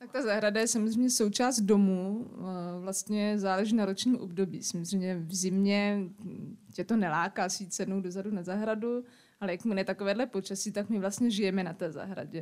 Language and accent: Czech; Pardubice, Pardubice Region, Czechia; now in Zábřeh, Czechia; jsem tam narodila, jsem prostě Pardubičák